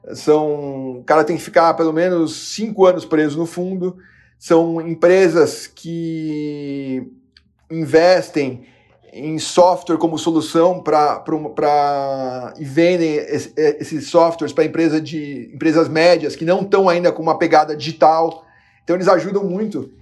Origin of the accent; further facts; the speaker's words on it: Brazil; como brasileiro